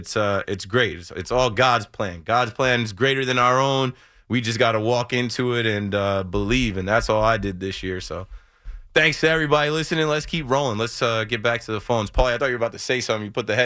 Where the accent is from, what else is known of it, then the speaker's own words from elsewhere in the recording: New Jersey, United States; I'm from Monmouth County. My mom, her house up the hill in Neptune was like a 9-minute ride from DJ's.